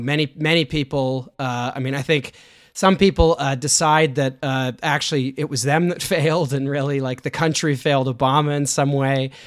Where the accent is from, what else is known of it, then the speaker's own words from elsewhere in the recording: Canada; I'm a Canadian